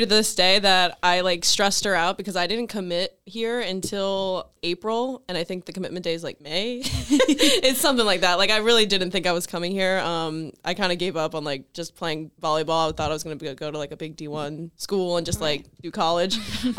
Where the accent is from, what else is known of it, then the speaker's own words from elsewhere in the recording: Pennsylvania, United States; I was from Pennsylvania. I am from Pennsylvania